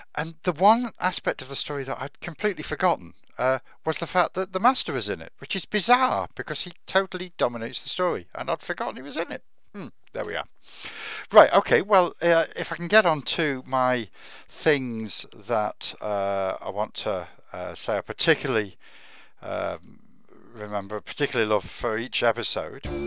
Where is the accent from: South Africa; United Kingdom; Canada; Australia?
United Kingdom; Warwickshire, West Midlands; I was brought up in Warwickshire, about as far away from the sea as you can get in England